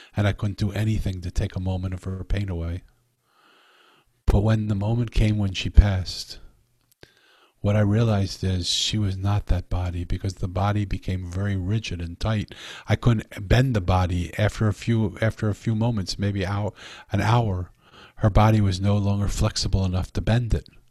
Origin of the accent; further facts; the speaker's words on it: Philadelphia, Pennsylvania, United States; I'm from Philadelphia